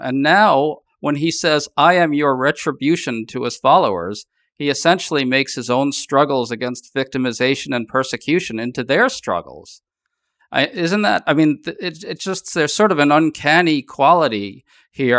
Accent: New York City, New York, United States; I grew up in New York City

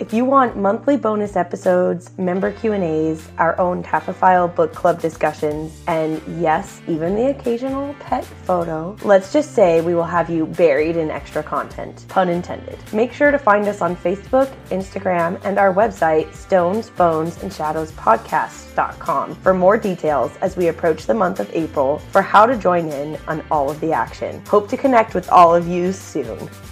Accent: Gila Valley, Arizona, United States; where I grew up there in the Gila Valley in Arizona

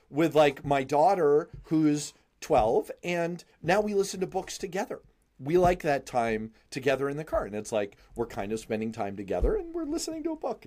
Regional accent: New York City, New York, United States; I grew up in Manhattan

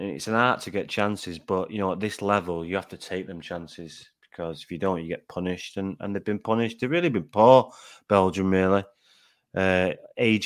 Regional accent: Manchester, North West England, United Kingdom; I'm from Manchester

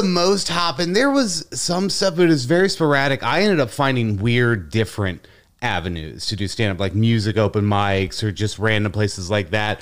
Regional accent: Cincinnati, Ohio, United States; moved away as an adult; also born or lived in Chicago; I was born and raised in Cincinnati, Ohio

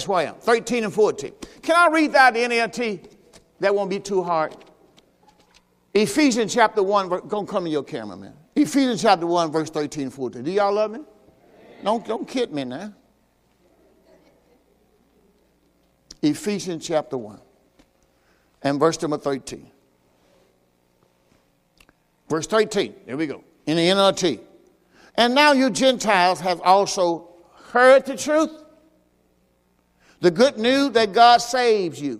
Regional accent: Mississippi, United States; I'm from Mississippi

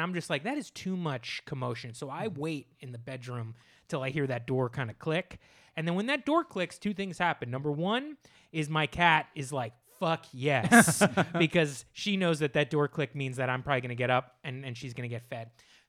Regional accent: New Jersey, United States; I'm from New Jersey.

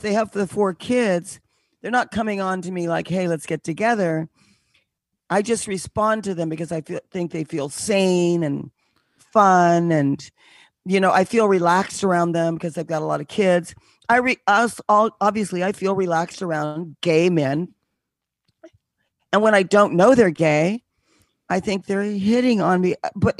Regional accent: Connecticut, United States; now in New York, United States; I do. I'm originally from Connecticut, but I live in the city now.

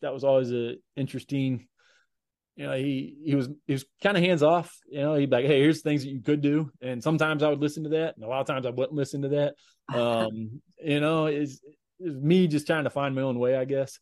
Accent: Woodbridge, Virginia, United States; moved away as an adult; also born or lived in Johnson City, Tennessee / Kansas; moved to Northern Virginia. So Woodbridge, just about 40 miles south of DC in the Woodbridge, Manassas area. So that's where I grew up, and I lived there until I went to college in Kansas

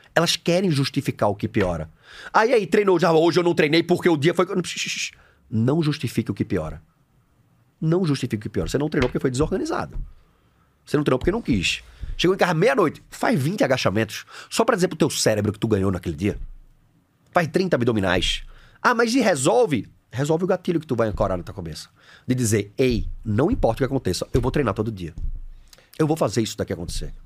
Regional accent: Recife, Pernambuco, Brazil; eu sou de Recife, formado em educação física

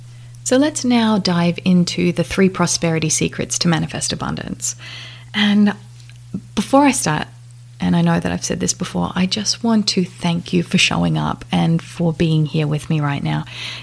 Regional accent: Australia; now in Las Vegas, United States; I had two girls with my new husband, and we live in Las Vegas. I moved from Australia to Las Vegas about 2 years ago, and life has never been the same.

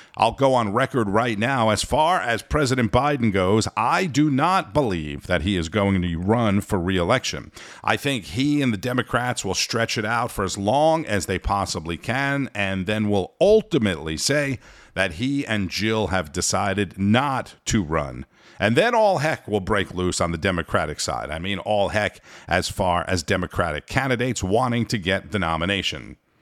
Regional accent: Orlando, Florida, United States; here in my hometown of Orlando, Florida.

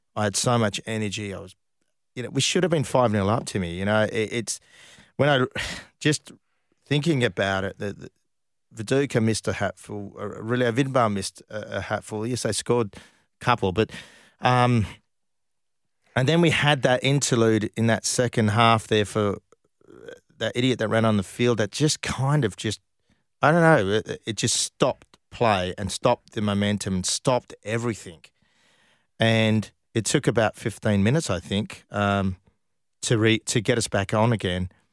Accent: Perth, Western Australia, Australia; I came from Perth.

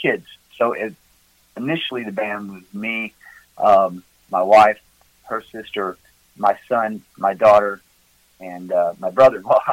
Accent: near Memphis, West Tennessee, United States; now in Gatlinburg, United States; Originally, I'm from West Tennessee, down by Memphis

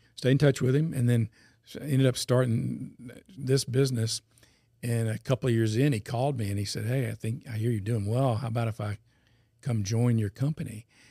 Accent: Baton Rouge, Louisiana, United States; also born or lived in Atlanta / North Carolina / New Orleans; I was born and raised in Baton Rouge

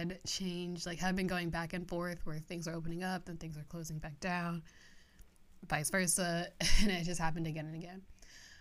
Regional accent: Pennsylvania, United States; moved away; I visited my hometown back in Pennsylvania a lot

